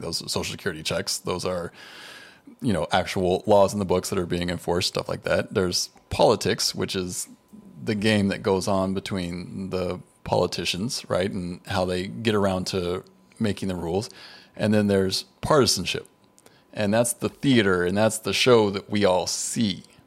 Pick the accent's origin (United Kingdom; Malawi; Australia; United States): United States; as an American